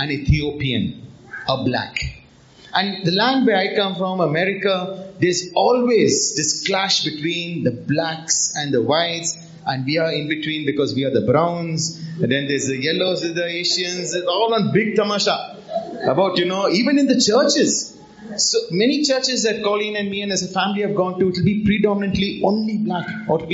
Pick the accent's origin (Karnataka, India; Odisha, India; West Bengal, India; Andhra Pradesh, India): Karnataka, India; Bangalore; will be born and brought up in India, in Bangalore.